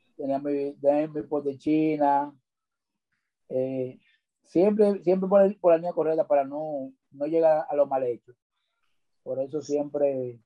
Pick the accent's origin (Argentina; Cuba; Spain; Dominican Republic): Dominican Republic; Santo Domingo Norte, Distrito Nacional; Nacido y criado en Sabana Perdida